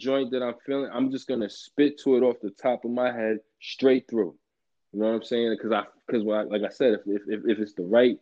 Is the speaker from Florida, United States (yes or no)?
no; Westchester, New York, United States; I'm from Westchester